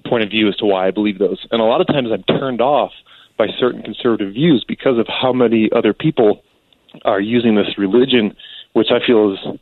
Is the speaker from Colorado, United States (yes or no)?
yes; Western Colorado, United States; I'm from Western Colorado